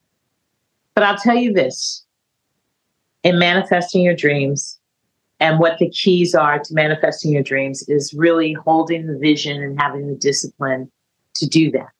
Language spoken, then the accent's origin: English; California, United States; moved away as an adult; also born or lived in San Francisco; I was from California